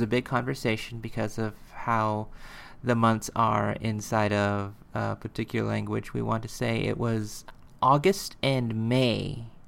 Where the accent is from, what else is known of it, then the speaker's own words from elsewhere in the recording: United States; we're American